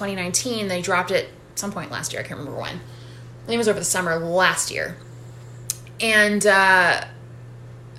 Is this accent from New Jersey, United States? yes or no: no; Worcester, Massachusetts, United States; moved away; in my hometown